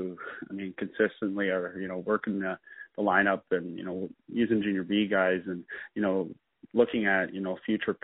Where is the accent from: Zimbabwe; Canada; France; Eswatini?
Canada; Peterborough, Ontario; me growing up in Peterborough, playing junior there